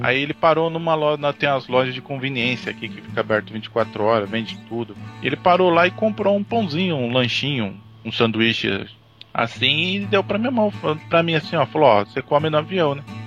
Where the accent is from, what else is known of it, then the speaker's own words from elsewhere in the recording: São Paulo, Brazil; moved away as an adult; now in Toyokawa, Japan; Eu sou natural de Itaquera